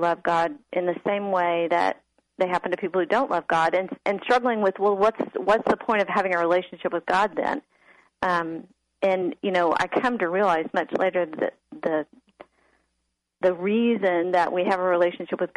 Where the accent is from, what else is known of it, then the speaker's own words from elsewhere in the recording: Austin, Texas, United States; I grew up in Austin, was a sleepy town back then, and I had a safe little neighborhood